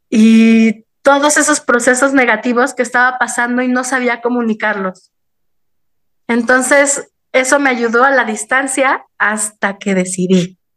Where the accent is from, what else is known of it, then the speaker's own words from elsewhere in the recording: Mexico City, Mexico; Yo nací y crecí en el Distrito Federal, ahora Ciudad de México